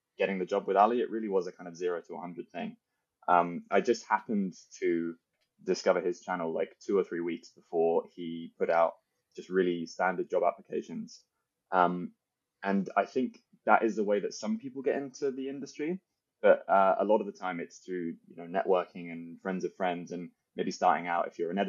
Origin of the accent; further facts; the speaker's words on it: United Kingdom; as a Brit